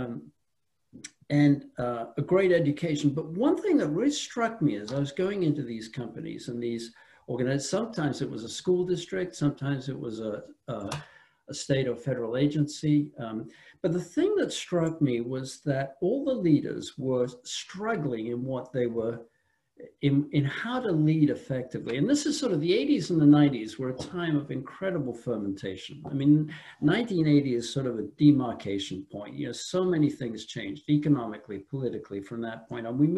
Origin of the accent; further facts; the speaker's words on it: England, United Kingdom; also born or lived in France; now in United States; I'm from England originally, lived a long time in France, came from France.